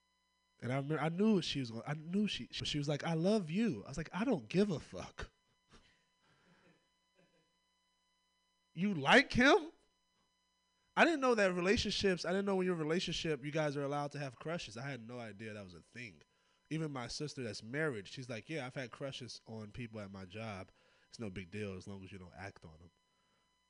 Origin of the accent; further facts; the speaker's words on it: Oakland, California, United States; I'm from Oakland